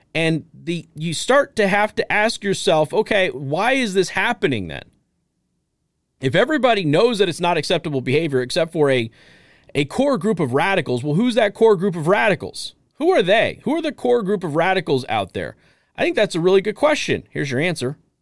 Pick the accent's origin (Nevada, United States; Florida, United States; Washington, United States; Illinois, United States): Nevada, United States; Las Vegas; I'm from Vegas. I grew up with drag queens